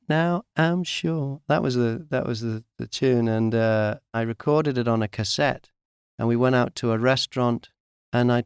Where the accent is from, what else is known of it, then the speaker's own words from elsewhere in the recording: Warrington, North West England, United Kingdom; I was brought up in Great Sankey near Warrington